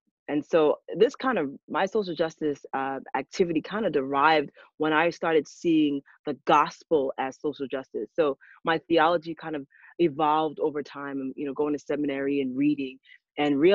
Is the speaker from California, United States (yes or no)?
no; New York City, New York, United States; also born or lived in Trinidad and Tobago; now in Atlanta, United States; I'm from New York, not really Brooklyn though, Queens